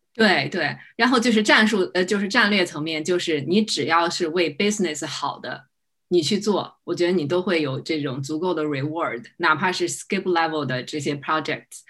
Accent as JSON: {"language": "Chinese", "country": "China", "moved": "yes", "lives_now": "United States", "said": "作为一个英语不是很好的一个中国人"}